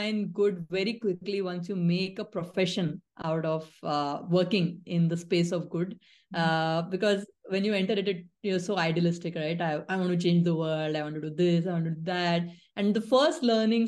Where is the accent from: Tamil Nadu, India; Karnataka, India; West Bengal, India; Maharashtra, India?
Maharashtra, India; Nagpur; set up my own thing in my hometown, Nagpur